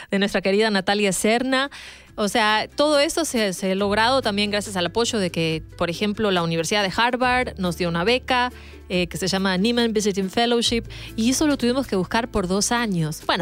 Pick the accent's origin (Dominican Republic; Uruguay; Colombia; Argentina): Uruguay; now in United States; como decimos en mi país, en Uruguay, rebuscando.